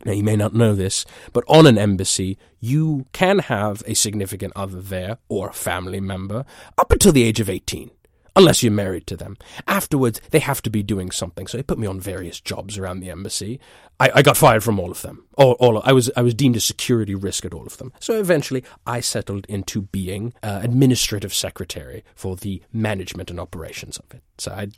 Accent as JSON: {"language": "English", "region": "East of England", "country": "United Kingdom", "lives_now": "New York, United States", "said": "I'm originally from Essex. I'm currently based in New York."}